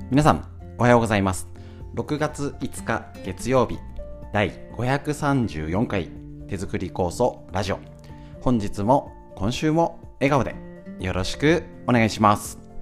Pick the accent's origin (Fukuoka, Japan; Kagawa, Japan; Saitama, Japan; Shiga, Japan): Saitama, Japan; Honjō; 私はここに生まれ育った